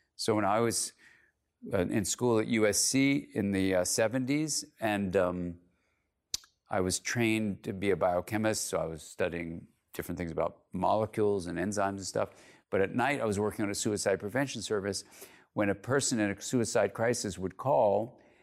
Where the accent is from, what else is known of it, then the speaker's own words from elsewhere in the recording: California, United States; I'm from California